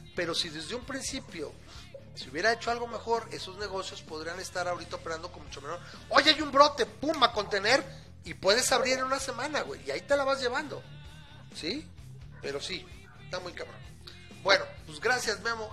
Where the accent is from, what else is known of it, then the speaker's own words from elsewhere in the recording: Aguascalientes, Mexico; en mi terruño, o sea, ahora este que aquí en Aguas